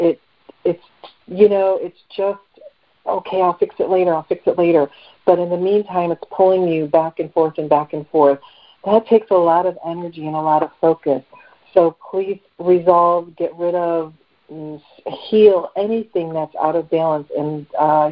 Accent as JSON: {"language": "English", "town": "Detroit", "region": "Michigan", "country": "United States", "tie": "born or raised there", "said": "area code 586, which is my hometown, Detroit area"}